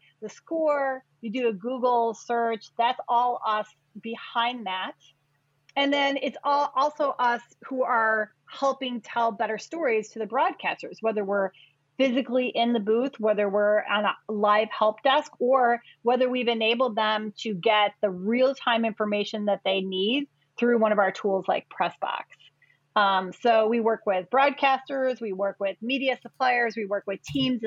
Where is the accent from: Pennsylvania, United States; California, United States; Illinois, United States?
Illinois, United States; Chicago; I am a Chicagoan, not born, but raised here in Chicago